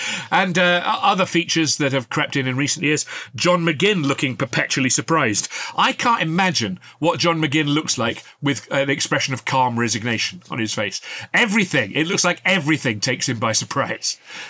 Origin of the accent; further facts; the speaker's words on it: Worksop, East Midlands, United Kingdom; my hometown team, Works Uptown